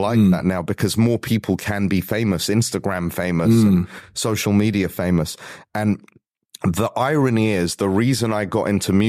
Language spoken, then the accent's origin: English; London, United Kingdom; also born or lived in Los Angeles; So growing up in London, basically you settle your differences like men.